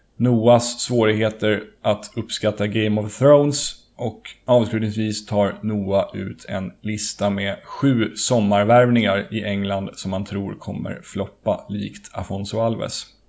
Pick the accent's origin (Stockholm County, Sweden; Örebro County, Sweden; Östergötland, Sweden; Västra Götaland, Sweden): Stockholm County, Sweden; Stockholm; jag är också från Söder ursprungligen